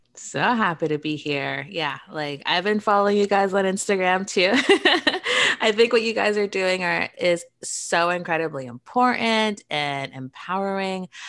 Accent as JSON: {"language": "English", "country": "Canada"}